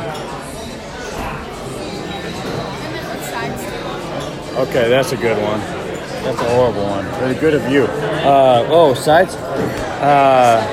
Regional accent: San Mateo, California, United States; I was raised in San Mateo

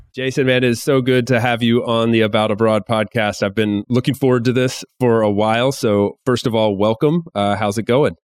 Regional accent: United States; now in Spain; I'm from the U S

